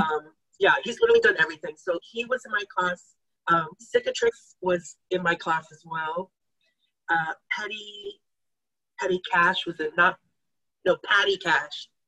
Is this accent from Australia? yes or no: no; Taylor, Texas, United States; also born or lived in Austin, Texas; I was born in Austin, Texas. I was raised in Taylor, Texas